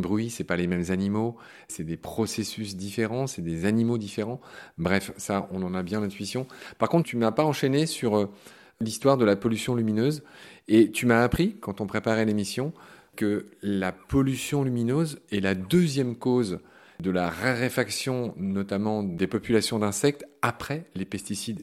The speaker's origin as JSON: {"language": "French", "town": "Pont-à-Mousson", "region": "Grand Est", "country": "France", "tie": "born or raised there", "said": "le coin où, j'ai grandi, en Meurthe-et-Moselle. Moi, je viens de Pont-à-Mousson"}